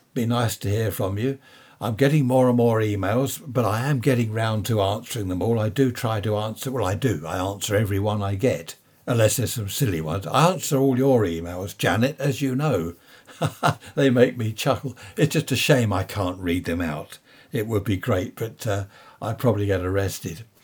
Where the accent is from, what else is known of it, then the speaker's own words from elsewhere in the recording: United Kingdom; Being British